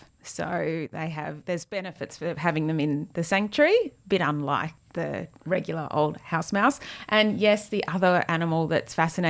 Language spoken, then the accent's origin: English; Queensland, Australia; moved away; I grew up in Queensland